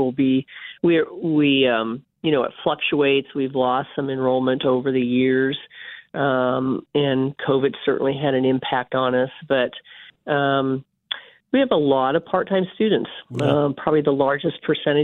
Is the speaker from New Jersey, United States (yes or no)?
no; North Platte, Nebraska, United States; also born or lived in Concordia, Kansas; now in Kansas, United States; I grew up in North Platte, Nebraska, so I'm a Husker.